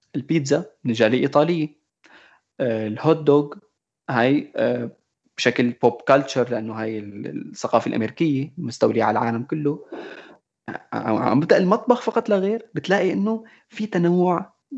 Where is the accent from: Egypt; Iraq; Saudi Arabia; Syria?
Syria; moved away as an adult; now in Argentina; انا ما سافرت من سوريا